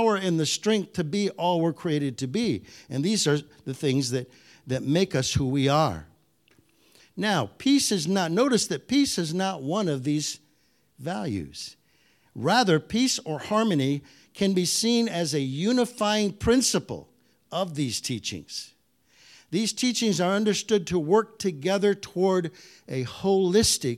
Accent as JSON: {"language": "English", "region": "Michigan", "country": "United States", "tie": "born or raised there", "said": "I grew up in Michigan, the land of the Ojibwe, of the Anishinaabe"}